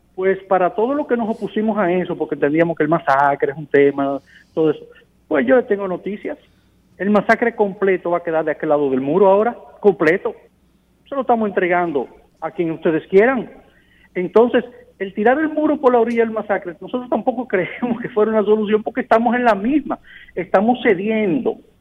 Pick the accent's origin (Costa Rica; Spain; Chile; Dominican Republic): Dominican Republic